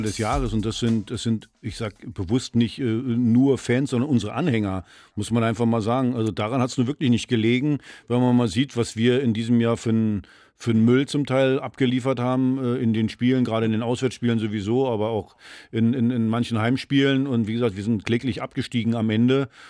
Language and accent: German; Mecklenburg-Vorpommern, Germany; moved away; aus meiner alten Heimat